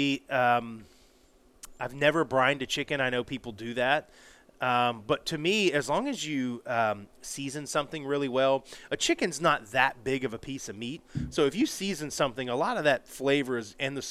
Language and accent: English; Florida, United States; moved away; also born or lived in Alabama; I grew up in Florida